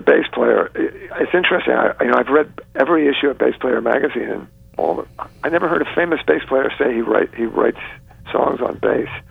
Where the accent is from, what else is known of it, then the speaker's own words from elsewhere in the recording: New York, United States; also born or lived in South Carolina; I say I'm from New York. That's where I was brought up